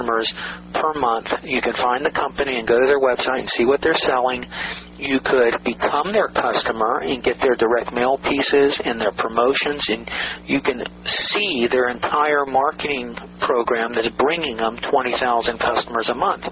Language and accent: English; Atlanta, Georgia, United States; a kid I grew up with in Atlanta